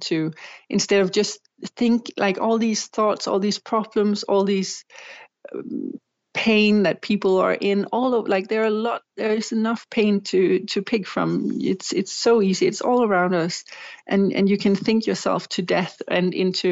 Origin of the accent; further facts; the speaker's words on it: Denmark; here in Denmark